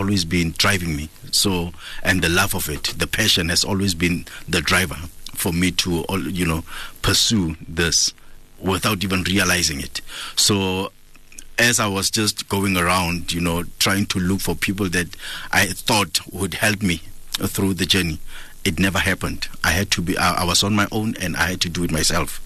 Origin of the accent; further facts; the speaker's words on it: Kimberley, Northern Cape, South Africa; moved away as an adult; now in Gauteng, South Africa; I'm from Kimberley, you know, the hood that I was raised in was full of reggae music lovers